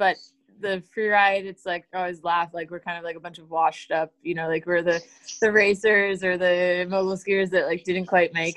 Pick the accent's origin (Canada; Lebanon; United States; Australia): United States; Massachusetts; moved away as an adult; also born or lived in New Hampshire / Maine; now in Scandinavia; technically I'm from Massachusetts